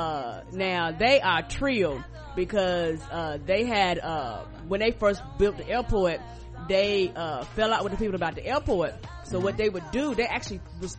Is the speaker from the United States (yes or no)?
yes; United States; me as being American